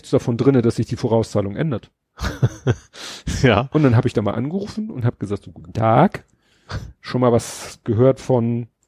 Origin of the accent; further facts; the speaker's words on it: Hamburg, Germany; ich habe meine Kindheit und Jugend bin ich in Stadthob aufgewachsen. Meine Eltern wohnen da ja immer noch in der Wohnung.